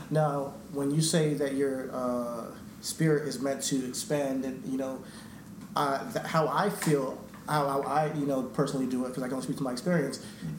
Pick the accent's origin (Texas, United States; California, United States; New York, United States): New York, United States; we're, we from New York